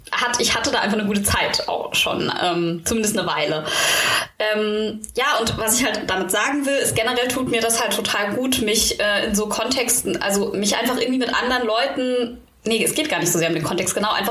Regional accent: Germany; Ich, ich, bin ja Deutsche, ich, ich mag das Lärmschutzgesetz

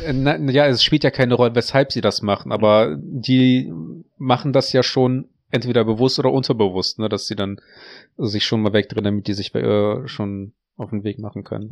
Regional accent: Russia; moved away; ich bin in Russland auf dem Dorf gewachsen, aufgewachsen

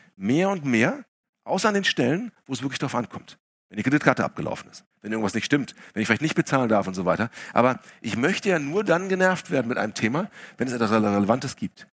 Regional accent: Essen, North Rhine-Westphalia, Germany; ich bin in Essen aufgewachsen

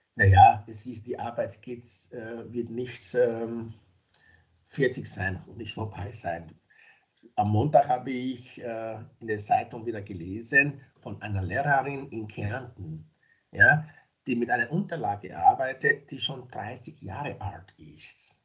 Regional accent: Nigeria; now in Graz, Austria; ich bin zwar in Nigeria geboren, ich lebe aber in Österreich seit mehr als 30 Jahren

